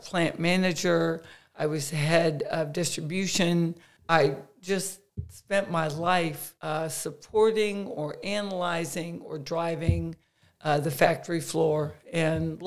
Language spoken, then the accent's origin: English; Kettering, Ohio, United States; moved away as an adult; now in New Jersey, United States; I am from the Midwest. Kettering, Ohio.